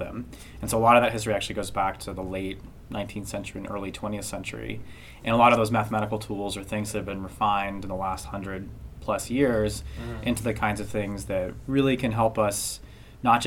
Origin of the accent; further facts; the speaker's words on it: Santa Fe, New Mexico, United States; moved away as an adult; also born or lived in the West; I'm from Santa Fe, New Mexico. It's where I was born and grew up and went to high school